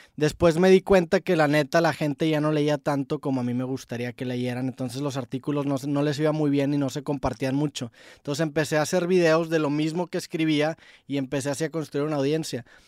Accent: Monterrey, Nuevo León, Mexico; yo soy de Monterrey, tengo 28 años, este, yo toda mi secundaria pues eh, crecí escuchando

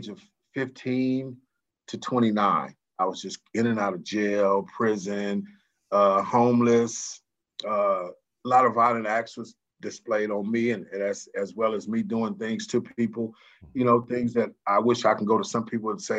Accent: San Francisco, California, United States; I was born in San Francisco, California, in the Hunters Point area

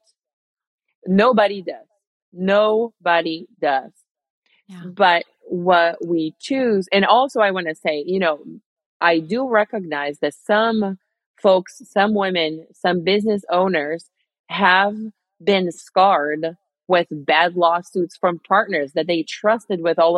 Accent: Rio de Janeiro, Brazil; moved away; my hometown in Rio, Brazil

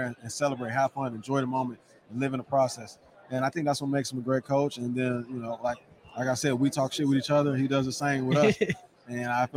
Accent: Illinois, United States; moved away; also born or lived in California; I'm originally from Illinois, but everybody thinks I'm from California

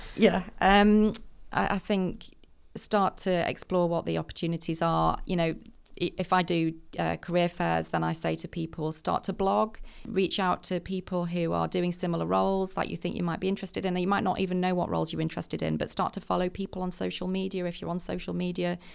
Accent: Manchester, North West England, United Kingdom; I was born in the Northeast, but I moved to Manchester when I was in my, I was about seven, I think. Um, and I've been schooled round here all my life

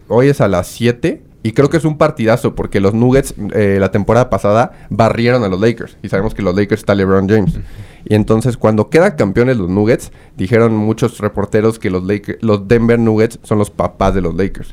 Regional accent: Mexico; como buen mexicano

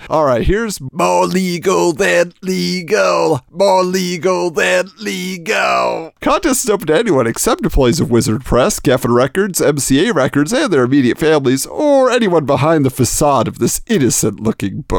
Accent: Irvine, California, United States; I was lucky enough to have one in my hometown of Irvine, California.

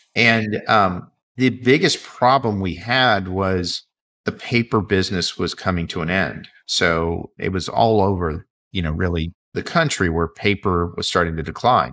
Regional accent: Vienna, Virginia, United States; I grew up in the Washington, D.C. area.

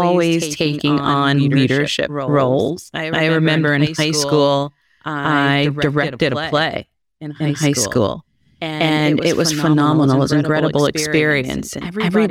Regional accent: Columbus, Ohio, United States; Columbus, Ohio.

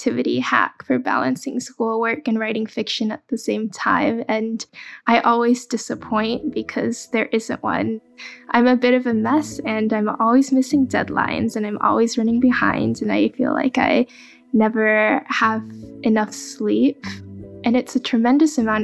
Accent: Dallas, Texas, United States; English is a second language; also born or lived in Guangzhou, China; I was born in Guangzhou, China, and my family immigrated to the U.S. when I was very young. I grew up in Dallas, Texas.

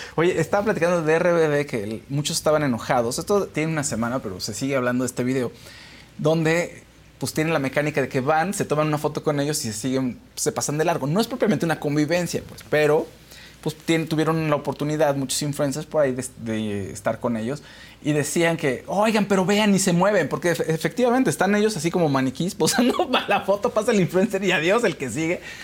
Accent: Mexico; en nuestro país

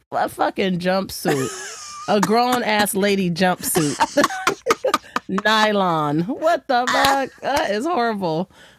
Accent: San Diego, California, United States; Growing up in South Bay.

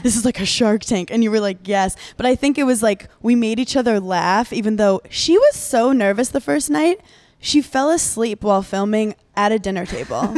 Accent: New York City, New York, United States; I grew up in New York City, so I grew up in Brooklyn where you don't know your neighbors

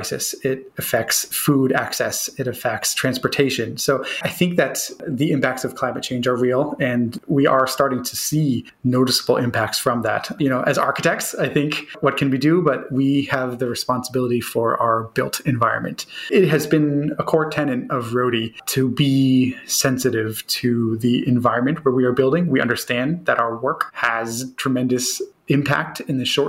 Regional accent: Boston, Massachusetts, United States; we're hardy Bostonians

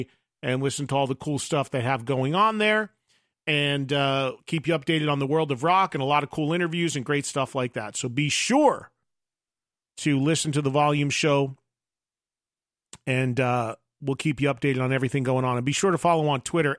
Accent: New Jersey, United States; in New Jersey, in my home state

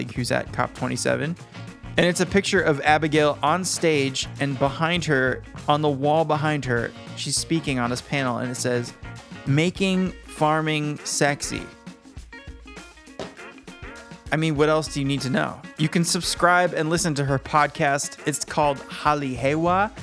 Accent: Michigan, United States; Shout out to my home state. I love you and I'll never leave you. Michigan.

